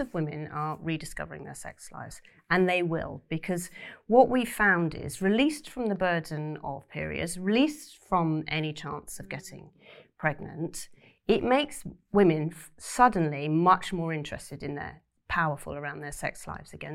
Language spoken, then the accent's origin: English; Cornwall, South West England, United Kingdom; I grew up in Cornwall